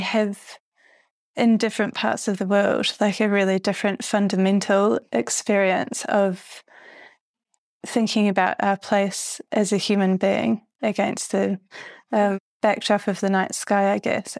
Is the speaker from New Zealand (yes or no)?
yes; New Zealand; moved away; also born or lived in London, United Kingdom; when I was growing up in New Zealand